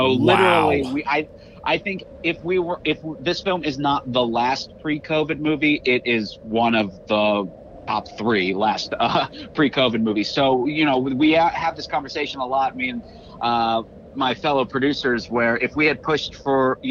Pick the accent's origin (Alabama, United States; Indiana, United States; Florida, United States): Florida, United States; I grew up in Florida